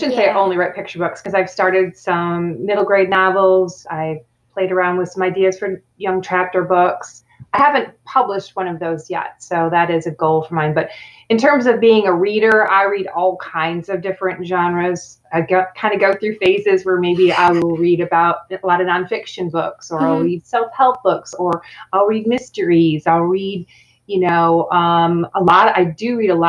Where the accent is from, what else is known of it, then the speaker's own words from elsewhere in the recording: Rochester, Michigan, United States; I was just a regular kid growing up in Rochester, Michigan on a small farm